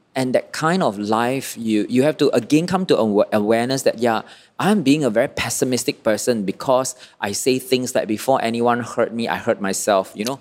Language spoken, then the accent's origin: English; Malaysia; also born or lived in Kuala Lumpur; I'm born a Malaysian